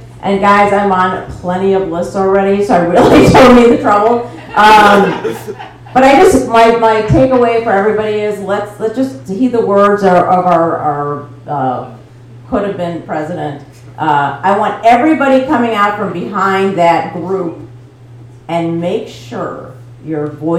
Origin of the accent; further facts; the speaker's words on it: Maine, United States; I'm sorry. I'm from Maine. I'm so sorry.